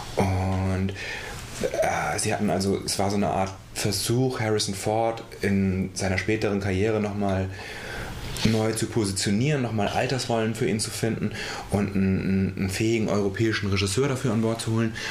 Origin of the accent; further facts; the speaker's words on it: Schleswig-Holstein, Germany; ich bin halt in Schleswig-Holstein aufgewachsen